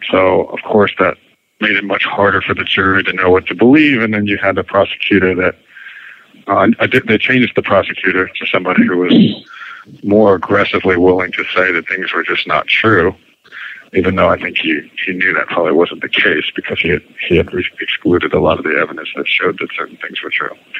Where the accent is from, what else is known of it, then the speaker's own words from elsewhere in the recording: Princeton, New Jersey, United States; moved away as an adult; it was kind of my hometown too, Princeton. So that's where I went to high school